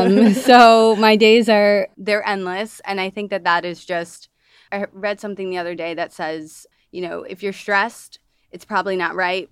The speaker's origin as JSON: {"language": "English", "town": "Toledo", "region": "Ohio", "country": "United States", "moved": "as an adult", "lives_now": "Chicago, United States", "said": "I am from the Midwest. I'm from Toledo, Ohio, and I moved here to join a dance company post-college, and I've been here ever since. So it's been since 2007, a good 12 years"}